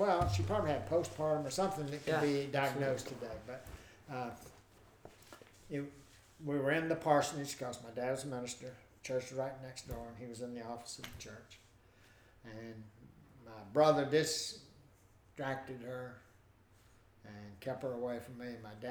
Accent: Pensacola, Florida, United States; Pensacola, Florida

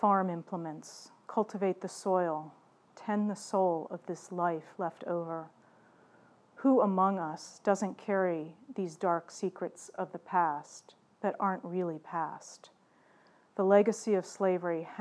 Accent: Baltimore, Maryland, United States; my own history growing up in Baltimore City

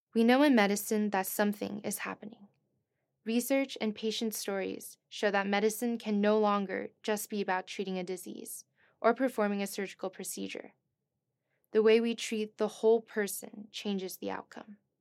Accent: East Coast, United States; moved away as an adult; now in Stanford, United States; I'm from the East Coast

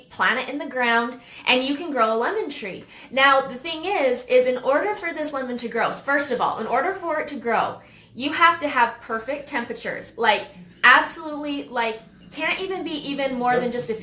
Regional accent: Utah, United States; We're from Utah

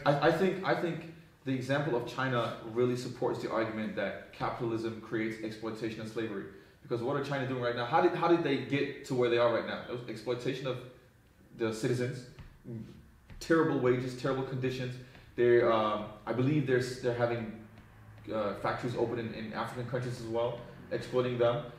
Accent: Denmark; I was born there, but I'm not really from there

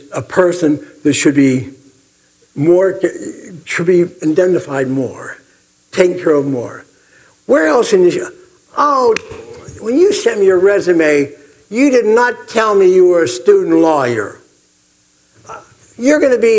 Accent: Pittsburgh, Pennsylvania, United States; I'm from Pittsburgh

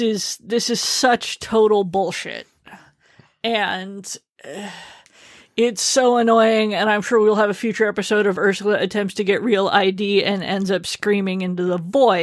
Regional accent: Yokosuka, Kanagawa, Japan; born there; because I was born abroad on Yokosuka Naval Base

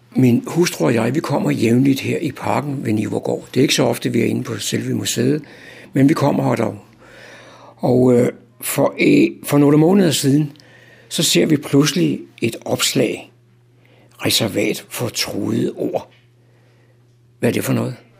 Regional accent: Copenhagen, Capital Region of Denmark, Denmark; Nu er jeg jo gammel københavner

